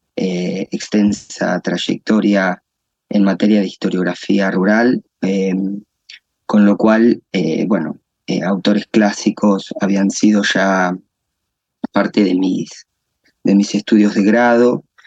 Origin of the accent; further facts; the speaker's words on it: La Pampa, Argentina; also born or lived in Santa Rosa, La Pampa; yo soy eh, eh, argentino, nacido en Argentina, en una provincia del interior del país, eh, que es la provincia de La Pampa. Y mm, desde mi, desde mi infancia estoy eh, vinculado con, con el agro